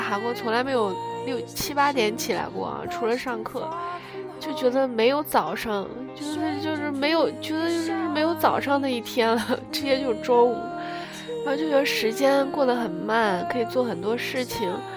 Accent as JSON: {"language": "Chinese", "country": "China", "moved": "as an adult", "lives_now": "South Korea", "said": "然后我们中国人就把那个 把中文说的好一点"}